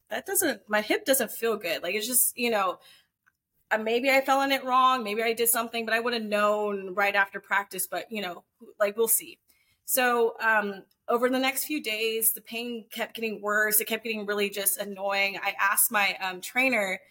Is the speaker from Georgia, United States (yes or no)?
yes; Atlanta, Georgia, United States; I'm from Atlanta, so we're always down there